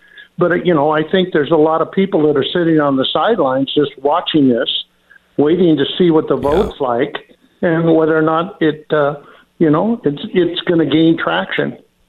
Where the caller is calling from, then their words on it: Oregon, United States; Good morning from crazy Oregon.